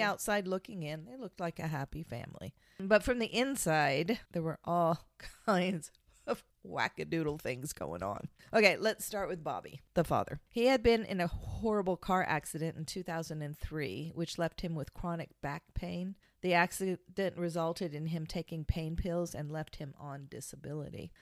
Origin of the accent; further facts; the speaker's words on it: Kansas, United States; I'm from Kansas